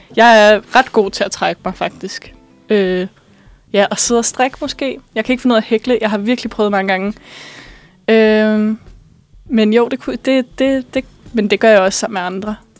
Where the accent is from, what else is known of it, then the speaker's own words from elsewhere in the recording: Bornholm, Capital Region of Denmark, Denmark; moved away; jeg er fra Bornholm, eller jeg er opvokset på Bornholm.